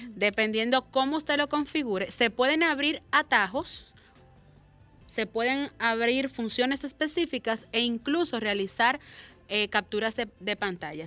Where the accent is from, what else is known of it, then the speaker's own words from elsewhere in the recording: Dominican Republic; como dominicano que es